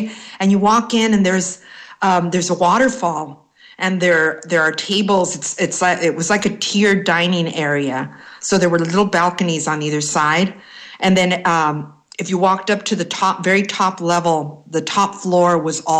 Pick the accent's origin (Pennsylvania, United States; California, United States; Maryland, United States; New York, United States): California, United States; Los Angeles; I grew up in East L.A.